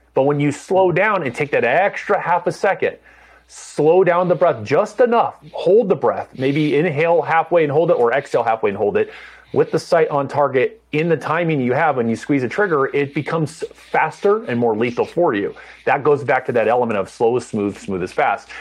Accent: Orange County, Southern California, United States; also born or lived in San Diego; I grew up in Orange County

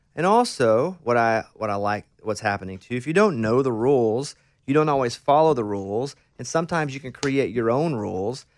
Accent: Arkansas, United States; moved away; I'm from Arkansas, a real small town in Arkansas, about eight hundred people like you, grew up in a town

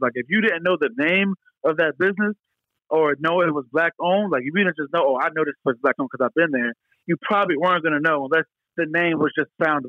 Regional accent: Bucks County, Philadelphia area, Pennsylvania, United States; I'm from the Philadelphia area. I've lived in Philadelphia for over ten years, and I'm not born in Philadelphia, but I'm born in like Bucks County.

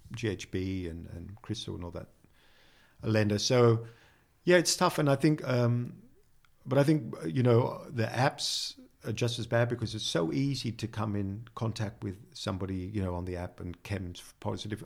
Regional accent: Sydney, New South Wales, Australia; moved away as an adult; now in Netherlands; I come from Sydney

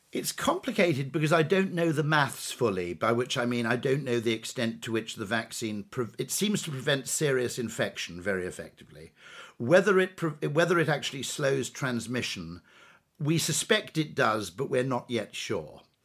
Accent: United Kingdom; as a Brit

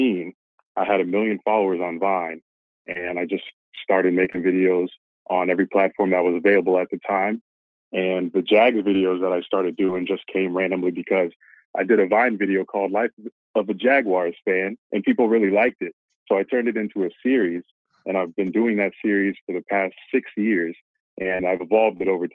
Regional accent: Florida, United States; also born or lived in Pennsylvania / Boca Raton, Florida; I've been in Florida my entire life, pretty much. Moved here from Pennsylvania when I was 3

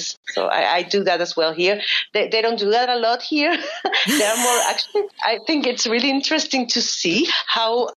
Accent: Valparaíso, Chile; first language Spanish; English is a second language; moved away as an adult; also born or lived in Austria; now in Valencia, Spain; I grew up in Valparaíso

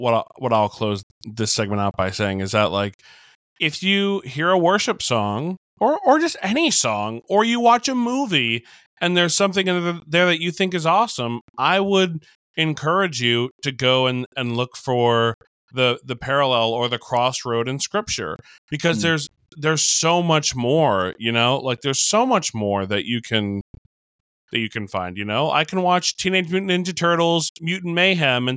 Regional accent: New York, United States; I'm from New York.

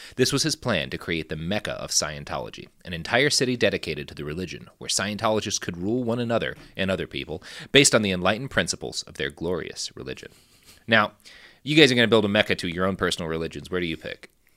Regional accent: Texas, United States; I say this as a Texan

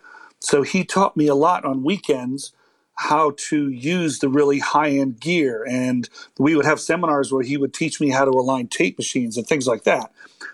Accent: Maryland, United States; also born or lived in Colorado / Hawaii / Virginia Beach / Germany; I'm an Army brat. So I kind of, wherever my dad's tours landed us, I've lived in places like Colorado and Hawaii and Virginia Beach and Germany. And we ended up in Maryland as his last stay

